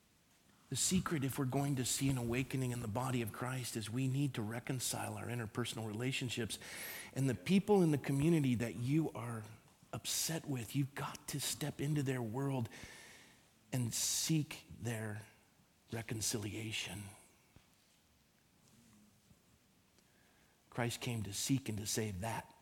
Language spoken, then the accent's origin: English; Coronado, California, United States; also born or lived in Phoenix, Arizona; I grew up in Coronado, California